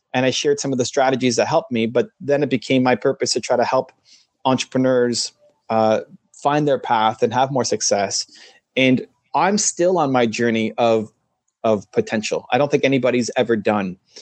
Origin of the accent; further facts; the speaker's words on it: Canada; I'm Canadian